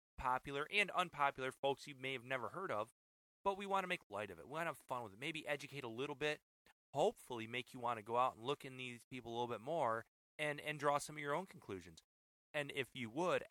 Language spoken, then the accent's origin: English; Michigan, United States; I'm from Michigan